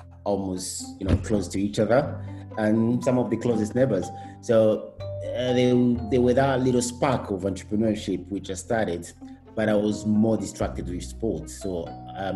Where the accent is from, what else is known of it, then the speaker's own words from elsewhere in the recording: Rwanda; now in United Kingdom; I was born in Rwanda.